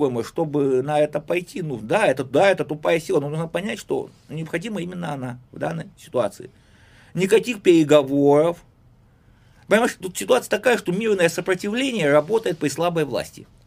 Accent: Saint Petersburg, Russia; я сначала был петербуржец

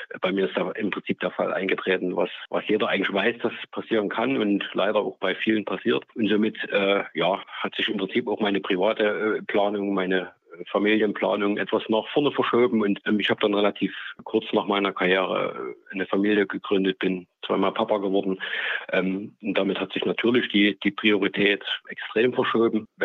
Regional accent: Grimma, Saxony, Germany; born there; also ich bin geboren in Grimma, gebürtiger Grimma, bin da auch heute wieder äh, wohnhaft.

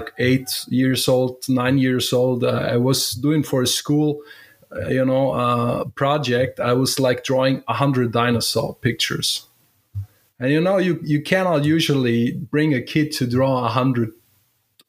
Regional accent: Germany; I'm from Germany

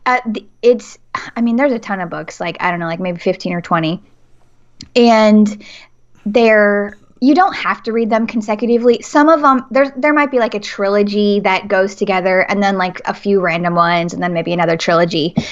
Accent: Nashville, Tennessee, United States; Nashville, Tennessee

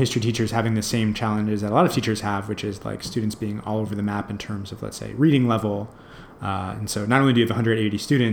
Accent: New York, United States; moved away as an adult; now in San Francisco, United States; I'm from New York originally, but I've been in San Francisco for about almost 10 years.

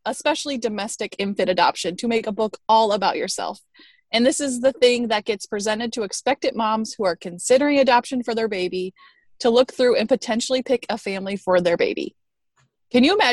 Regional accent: Tucson, Arizona, United States; now in Chicago, United States; I grew up in the desert of Tucson, Arizona, and then I've been in Chicago now for somewhere between 10 and 15 years.

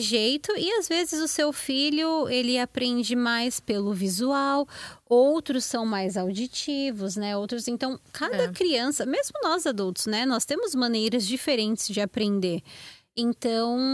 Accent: São Paulo, Brazil; moved away as an adult; now in United States; Eu morava em São Paulo, ali pertinho de Diadema

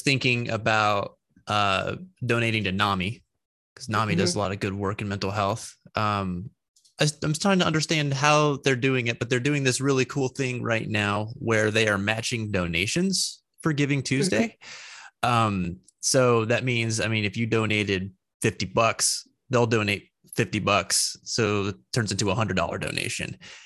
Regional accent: New Mexico, United States; now in Pennsylvania, United States; I'm not from Pennsylvania. I'm from New Mexico.

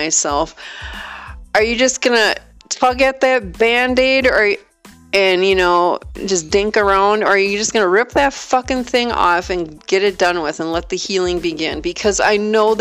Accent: Wisconsin, United States; born or raised there; moved away

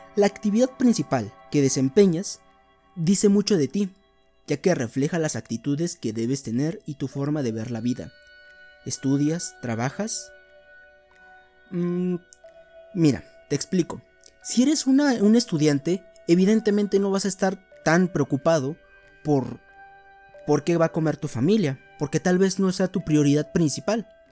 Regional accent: Veracruz, Mexico; crecí en Veracruz

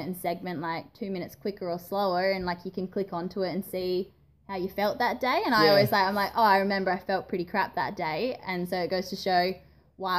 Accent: Adelaide, South Australia, Australia; I've always lived here, lived at home

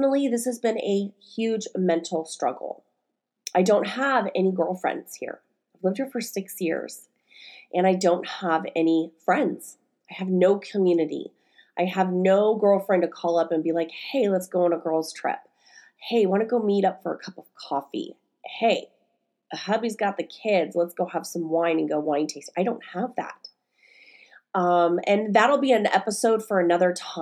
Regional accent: Stockton, California, United States; moved away as an adult; also born or lived in Bay Area, California; now in Oregon, United States; I was living in my hometown of Stockton, California

